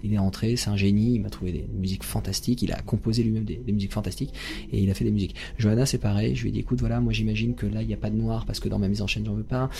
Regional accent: Seine-Saint-Denis, Île-de-France, France; J'ai grandi dans le 93, en Seine-Saint-Denis

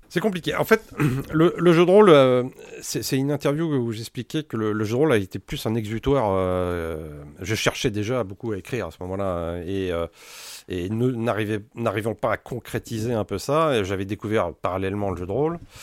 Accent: France; on est français

